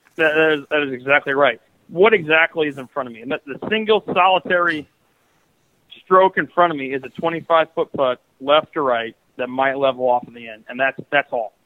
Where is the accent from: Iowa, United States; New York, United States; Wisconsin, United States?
Iowa, United States; growing up in Iowa